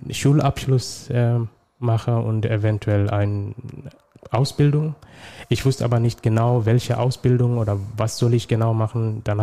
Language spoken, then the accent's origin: German; Somalia; now in Germany; ursprünglich komme ich aus Somalia. Ähm, ich bin seit 2011 in Deutschland.